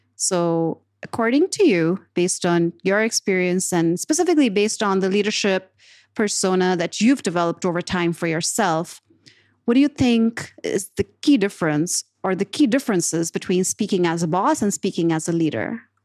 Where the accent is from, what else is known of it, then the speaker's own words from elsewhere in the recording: Pakistan; moved away; I was coming from Pakistan where we have, you know, people play cricket